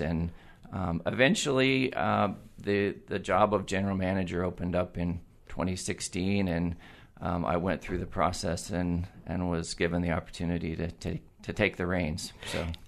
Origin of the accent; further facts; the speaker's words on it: Eugene, Oregon, United States; moved away as an adult; also born or lived in Corvallis, Oregon / San Diego, California; I am a Eugene native. I was born and raised in Eugene